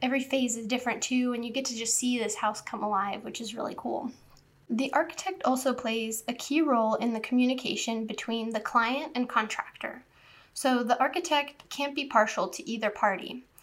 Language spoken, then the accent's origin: English; southern Orange County, California, United States; also born or lived in New Hampshire, United States; When I was in the fifth grade, so 10 years old, we moved to southern Orange County from New Hampshire, and the town we lived in had just recently been built